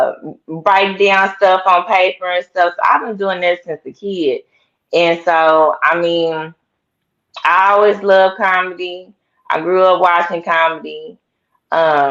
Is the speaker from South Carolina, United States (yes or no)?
no; Tulsa, Oklahoma, United States; I grew up and was born in Tulsa, Oklahoma